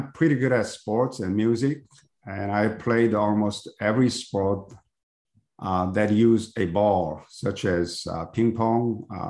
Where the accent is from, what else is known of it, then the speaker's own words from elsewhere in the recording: Seoul, South Korea; English is a second language; moved away as an adult; also born or lived in Texas; now in United States; I was born in Seoul, Korea, a couple of years after the end of Korean War.